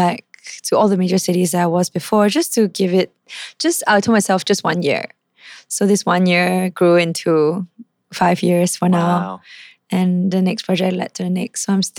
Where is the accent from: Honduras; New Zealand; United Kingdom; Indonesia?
Indonesia; also born or lived in Japan; So I grew up traveling with my parents, like to Jakarta. I was brought up in Indonesia as well.